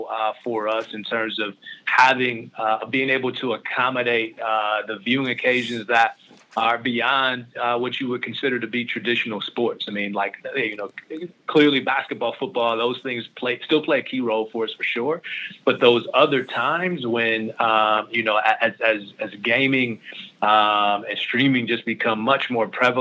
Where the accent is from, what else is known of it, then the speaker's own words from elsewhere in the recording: Canton, Ohio, United States; I'm from Ohio. I'm a kid from Canton, Ohio, Northeast Ohio